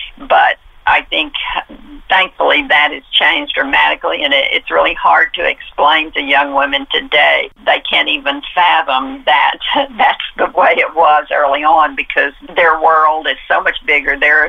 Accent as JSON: {"language": "English", "region": "Texas", "country": "United States", "tie": "born or raised there", "said": "I'm a Texan. I've never lived anywhere else except in the state of Texas."}